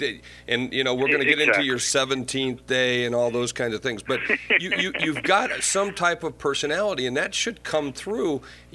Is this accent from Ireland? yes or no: yes; Ireland; now we're going to call you Irish because I'm Irish.